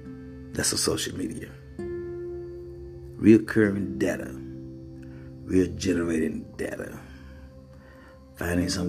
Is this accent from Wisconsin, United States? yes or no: no; Mississippi, United States; I'm from Mississippi, where poverty and being poor is nothing new